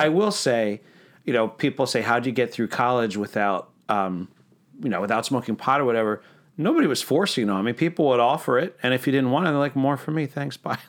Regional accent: Pennsylvania, United States; moved away as an adult; now in Central Florida, United States; I'm from Pennsylvania.

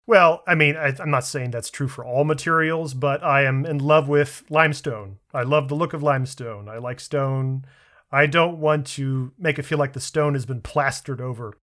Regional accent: Washington, District of Columbia, United States; my hometown, the Washington National Cathedral

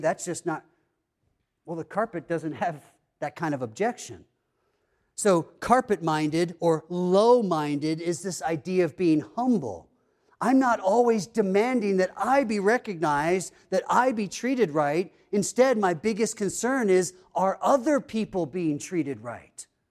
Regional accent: East Coast, United States; moved away; growing up on the East Coast, that area is kinda known for being kind of cold

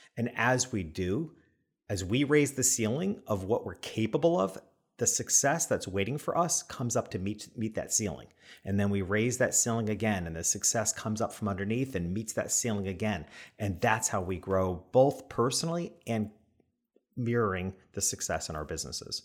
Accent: New York, United States; being a New Yorker

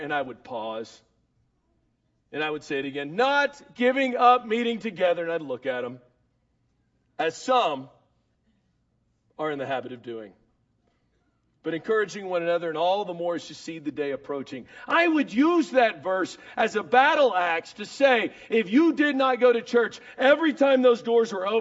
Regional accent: Dallas, Texas, United States; I'm from Dallas

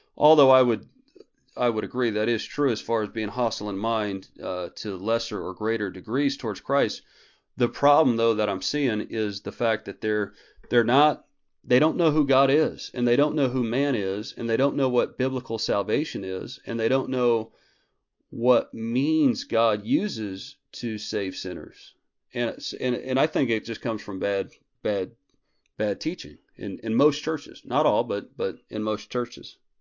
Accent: Clovis, New Mexico, United States; moved away; I was actually in Clovis, New Mexico for, um, probably sixteen or seventeen days, but it's, it's a little easier because that's my hometown and Tasha's hometown

